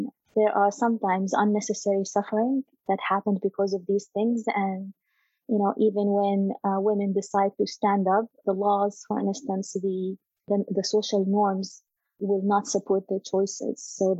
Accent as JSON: {"language": "English", "country": "Saudi Arabia", "tie": "born or raised there", "lives_now": "abroad", "said": "But yeah, growing up, there is no question that any girl growing up in Saudi Arabia will have this kind of unique identity. My mother was Egyptian, my father is a Saudi."}